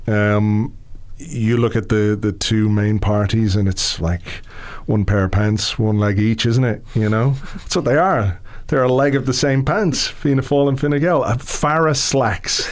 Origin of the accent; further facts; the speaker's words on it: England, United Kingdom; now in Ireland; I was born in England, you know, to, to Irish parents who moved over there in, in the 60s and uh, I lived there in the 70s